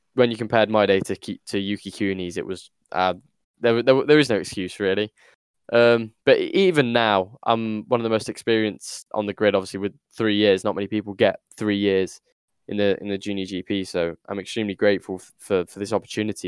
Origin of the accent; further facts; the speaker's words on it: United Kingdom; as a Brit